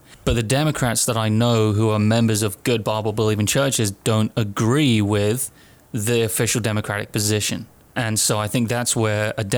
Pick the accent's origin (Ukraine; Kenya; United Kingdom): United Kingdom; here as a Brit